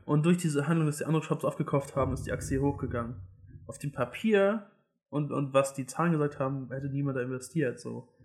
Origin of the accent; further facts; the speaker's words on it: Hamburg, Germany; ich komme aus Hamburg, wir sind hier in Hamburg